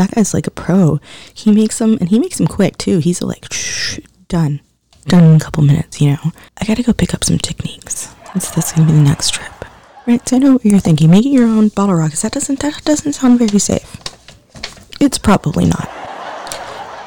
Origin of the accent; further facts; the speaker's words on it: Los Angeles, California, United States; I'm proud of being born in Los Angeles. I'm proud of being a Californian